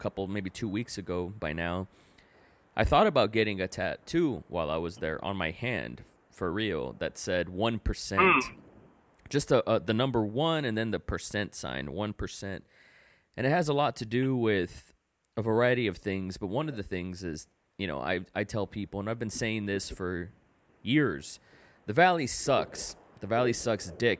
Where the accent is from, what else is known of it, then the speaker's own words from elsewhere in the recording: Donna, Texas, United States; first language English; moved away; also born or lived in Tulsa, Oklahoma / Dallas, Texas; I'm from Donna, Texas. That's where I'm from. Even though I was born in Tulsa, I moved to Dallas. I didn't move to Donna, the valley, until I was 6. But I grew up there.